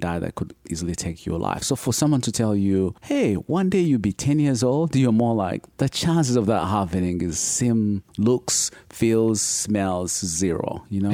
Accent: Uganda; now in United States; I'm originally from Uganda, so born and raised in Uganda

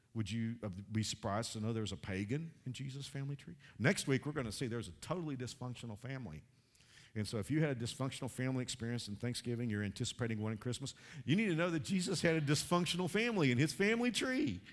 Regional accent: Texas, United States; I grew up in Texas.

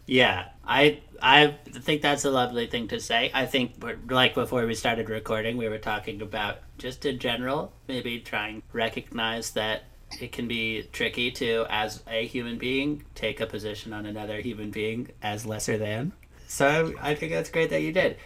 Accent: New York, United States; moved away; also born or lived in Madison; I'm from New York

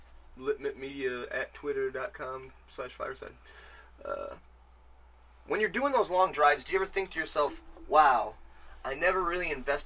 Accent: Michigan, United States; I'm from Michigan.

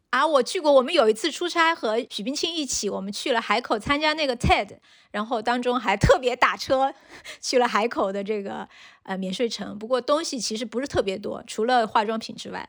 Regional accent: China; 我们中国人应该都比较熟悉的韩国济州岛

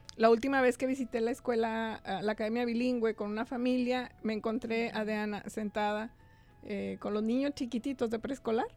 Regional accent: Mexico; moved away as an adult; now in United States; pero somos mexicanos y somos guadalupanos ante todo.

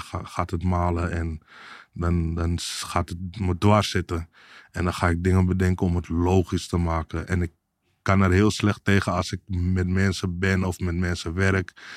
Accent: Amsterdam, North Holland, Netherlands; Ik kom uit Amsterdam Zuidoost, uh, eh, Belmer vroeger.

